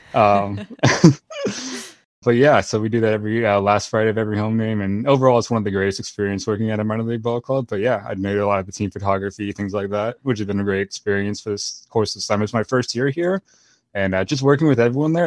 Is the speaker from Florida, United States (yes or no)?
yes; Florida, United States; I grew up in Florida my whole life